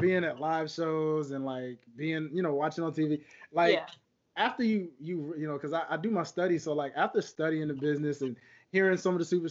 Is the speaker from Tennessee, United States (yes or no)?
yes; Memphis, Tennessee, United States; I come from Memphis, Tennessee